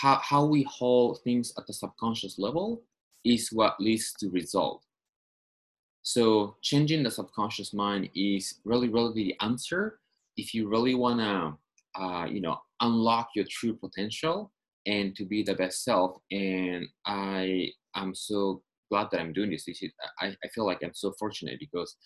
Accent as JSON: {"language": "English", "region": "Tokyo", "country": "Japan", "moved": "as an adult", "lives_now": "Los Angeles, United States", "said": "I'm from Tokyo originally. I moved to Los Angeles"}